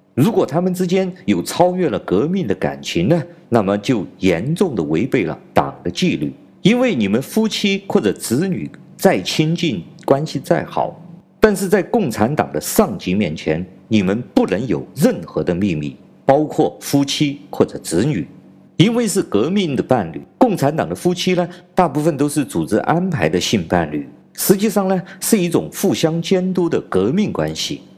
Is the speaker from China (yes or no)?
yes; China; 我是来自中国大陆的…